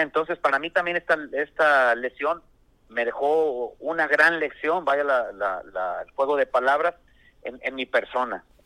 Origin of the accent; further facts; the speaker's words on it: Tepic, Nayarit, Mexico; moved away; also born or lived in Ciudad Lerdo, Durango; Yo soy originario de Tepic Nayarit